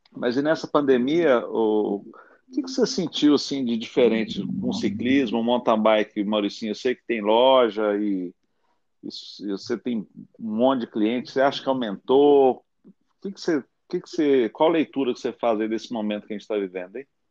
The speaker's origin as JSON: {"language": "Portuguese", "country": "Brazil", "said": "nós como brasileiros"}